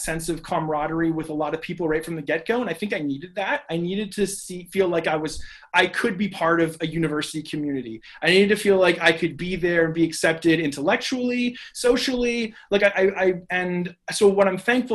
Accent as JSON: {"language": "English", "town": "Barrie", "region": "Ontario", "country": "Canada", "said": "I'm from the Barrie area"}